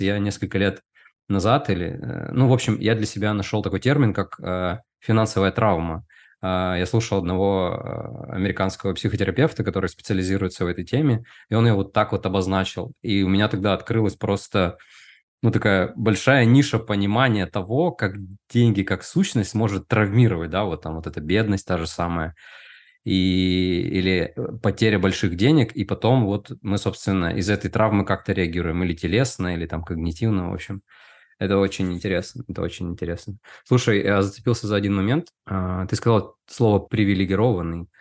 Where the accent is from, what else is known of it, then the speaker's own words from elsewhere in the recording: Udmurtia, Russia; я вырос э, в Удмуртии, это регион России, в Поволжье.